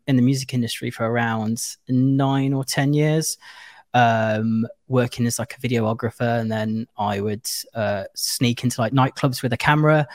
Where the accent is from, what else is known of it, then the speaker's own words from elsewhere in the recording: Nuneaton, West Midlands, United Kingdom; I'm from the UK, from a small town called Nuneaton, which is just outside of Birmingham and Leicester